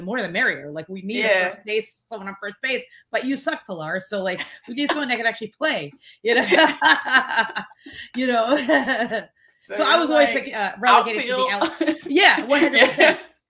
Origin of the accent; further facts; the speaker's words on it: New York City, New York, United States; also born or lived in Providence, Rhode Island; growing up in Flatbush, like during the 80s